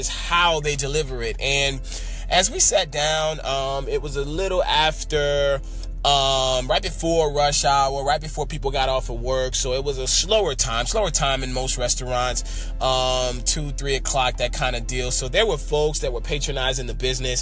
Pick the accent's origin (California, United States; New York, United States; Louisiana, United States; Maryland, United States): Louisiana, United States; New Orleans; we're both from New Orleans.